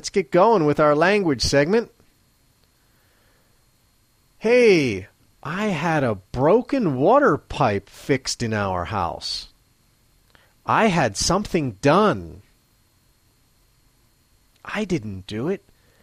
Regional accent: United States; now in Matsumoto, Japan; I'm an American living in Matsumoto, Japan

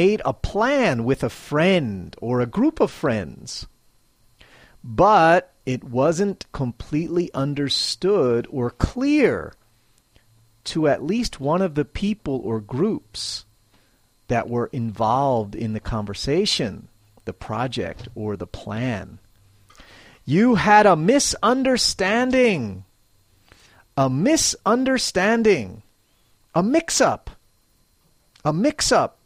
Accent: Philadelphia, Pennsylvania, United States; moved away as an adult; now in Matsumoto, Japan; I'm originally from Philadelphia, Pennsylvania, USA. I'm now a long way from home as I live in Matsumoto, Japan

